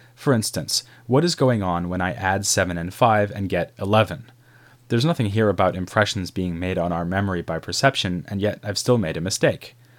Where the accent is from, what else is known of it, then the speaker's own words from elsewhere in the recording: Boston, Massachusetts, United States; I grew up in Boston